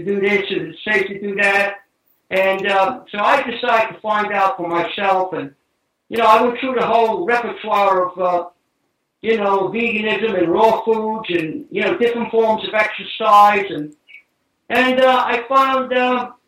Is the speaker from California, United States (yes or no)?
no; New York City, New York, United States; We were Italian immigrants, and we moved from New York City out into Staten Island